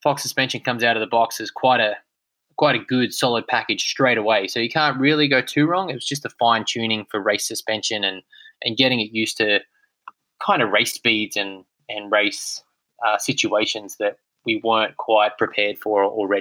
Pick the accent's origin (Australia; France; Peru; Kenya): Australia; my home country